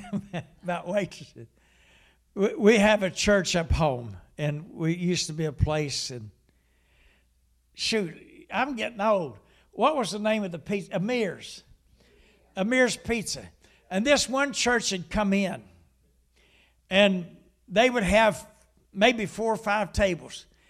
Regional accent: Huntington, West Virginia, United States; I was about fifteen, maybe sixteen years old, and I came home, and I lived in the city of Huntington

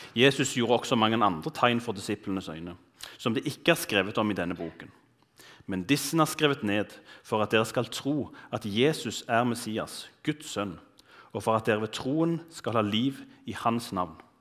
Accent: Bryne, Rogaland, Norway; moved away as an adult; now in Bergen, Norway; jeg er fra Bryne, som er litt sør for Stavanger

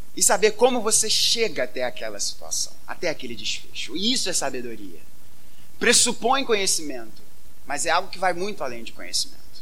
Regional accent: Brazil; somos brasileiros

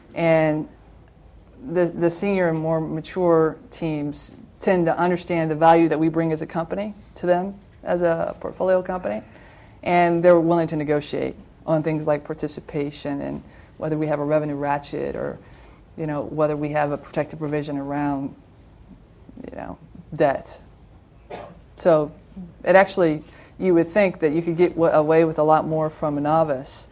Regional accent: Toledo, Ohio, United States; moved away; I worked back in my hometown. I'm a Toledoan from Ohio

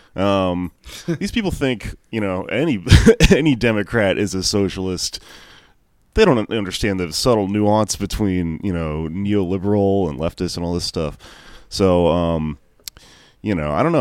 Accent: Houston, Texas, United States; I grew up in Houston

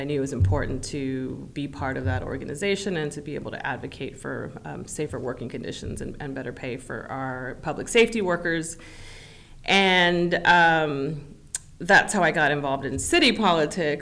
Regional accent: San Antonio, Texas, United States; moved away as an adult; now in Austin, United States; I grew up in San Antonio

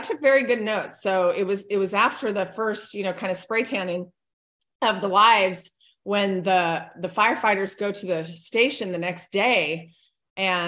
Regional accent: California, United States; also born or lived in Hawaii; now in Hernando, United States; I was born and raised in California

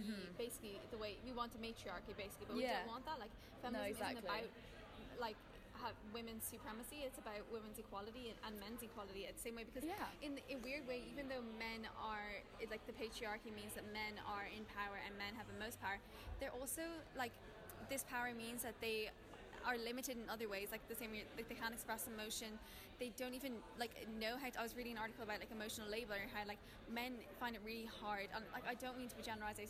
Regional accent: Dublin, Leinster, Ireland

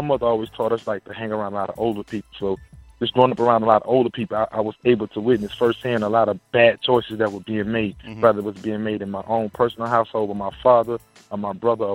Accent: Baton Rouge, Louisiana, United States; moved away; I grew up in South Baton Rouge, Louisiana.

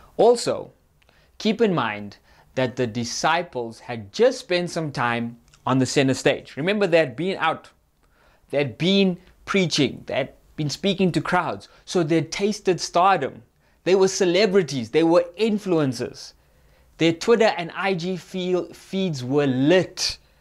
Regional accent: Cape Town, Western Cape, South Africa; now in Gauteng, South Africa; I'm from Cape Town. We don't get storms. It just rains

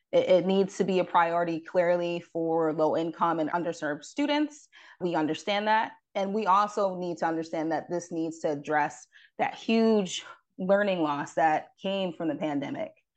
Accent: Rochester, New York, United States; as I am from upstate New York, I'm from Rochester.

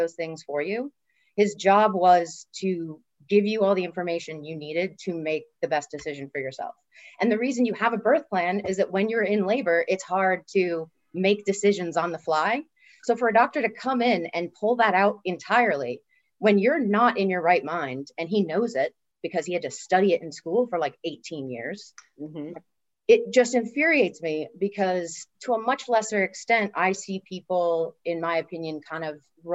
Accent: Dublin, Leinster, Ireland; moved away as an adult; now in Los Angeles, United States; I wasn't born there, but I'm going to say I'm from Dublin, Ireland, where I pretty much spent most of my life and grew up all the formative years.

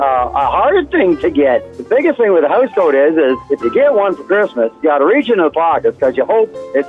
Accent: Scotland, United Kingdom; Well, I'm Scottish, so there you go.

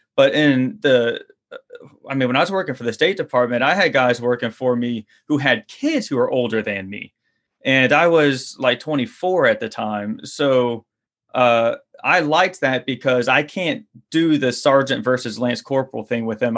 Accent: Louisiana, United States; for a kid growing up in Louisiana

